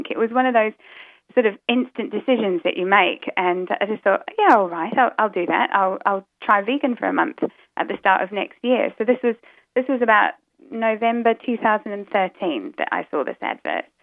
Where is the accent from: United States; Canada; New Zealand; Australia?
New Zealand; now in United Kingdom; I live in the UK, so I don't know if you guys can, can tell, but um, my accent's a bit muddled up because originally I come from New Zealand.